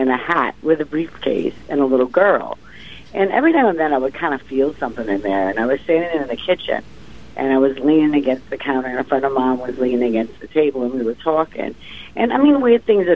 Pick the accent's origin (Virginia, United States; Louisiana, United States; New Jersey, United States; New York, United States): Louisiana, United States; New Orleans; moved away; also born or lived in Connecticut; I'm from New Orleans. I lived in Connecticut for about 10 years